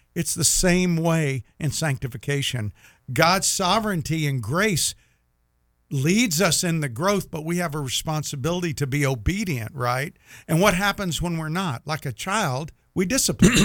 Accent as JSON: {"language": "English", "town": "Jacksonville", "region": "Florida", "country": "United States", "said": "I'm from Jacksonville"}